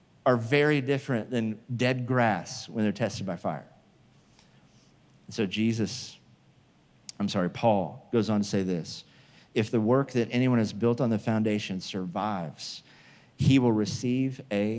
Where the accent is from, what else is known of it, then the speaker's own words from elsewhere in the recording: Midwest, United States; moved away as an adult; also born or lived in Oklahoma; now in California, United States; I grew up in the Midwest where there were tornadoes.